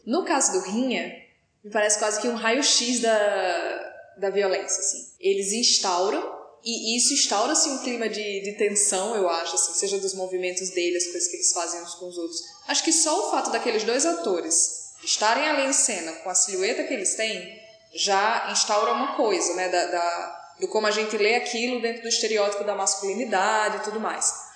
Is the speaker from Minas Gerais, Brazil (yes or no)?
no; Natal, Rio Grande do Norte, Brazil; como eu também sou de Natal, né, eu e o Diogo estamos, moramos lá